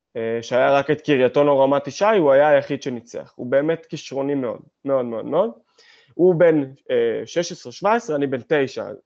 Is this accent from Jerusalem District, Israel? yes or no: no; Hadera, Haifa District, Israel; אני גדלתי בחדרה